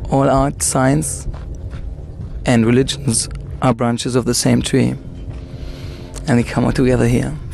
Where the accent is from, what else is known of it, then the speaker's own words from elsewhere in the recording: San Francisco, California, United States; accent: German; I'm from San Francisco, but I have a German accent.